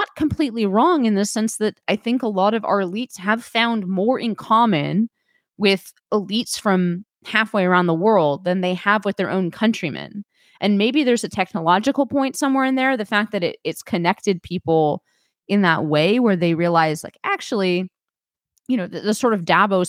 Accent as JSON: {"language": "English", "area": "Bay Area", "region": "California", "country": "United States", "tie": "born or raised there", "said": "I was born in the Bay Area"}